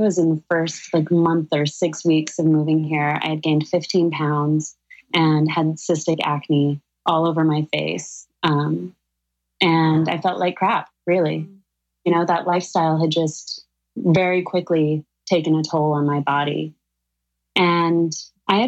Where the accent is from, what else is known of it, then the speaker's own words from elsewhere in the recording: Sedona, Arizona, United States; now in New York City, United States; Danielle and I grew up together in Sedona, Arizona.